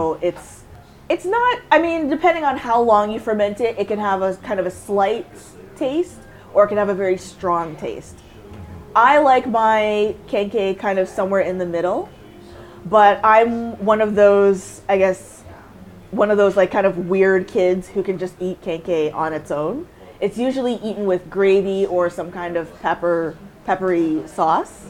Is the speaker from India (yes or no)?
no; Canada; also born or lived in Windsor, Ontario; I never even really felt separate from being Canadian.